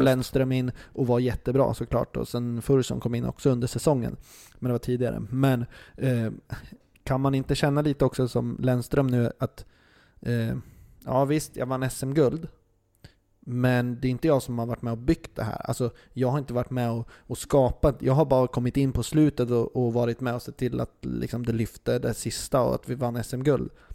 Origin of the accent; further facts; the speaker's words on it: Örebro, Örebro County, Sweden; som örebroare från början